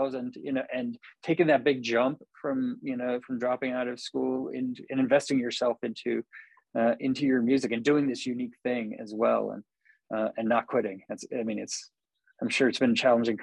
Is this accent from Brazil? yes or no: no; Napa, California, United States; I grew up in Napa and then got out for a little while, you know, went to school and everything